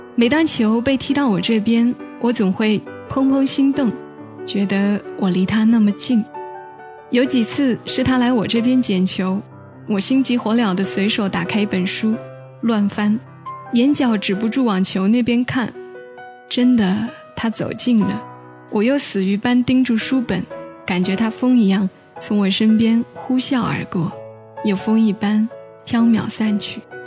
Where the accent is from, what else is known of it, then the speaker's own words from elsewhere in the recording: Changsha, Hunan, China; 听得最多的是我们湖南这边的电台，最早的是柴静的《夜色温柔》，后来是杨景的《音乐回归线》，再有就是中午会听《星沙之声》《红池的开心十三点》，还有那个时候最喜欢的是冉威的《每夜唱不停》